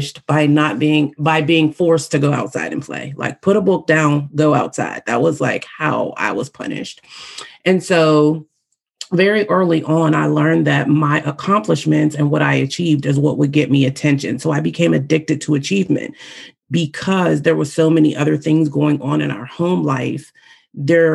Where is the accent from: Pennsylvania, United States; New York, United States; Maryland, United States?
Pennsylvania, United States; Pittsburgh; here in my hometown of Pittsburgh, Pennsylvania